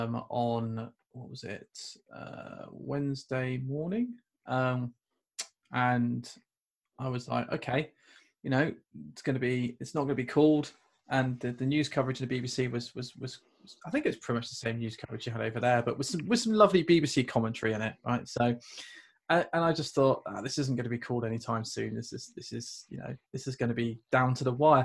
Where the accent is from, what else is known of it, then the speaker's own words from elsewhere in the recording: United Kingdom; accent: British; I'm British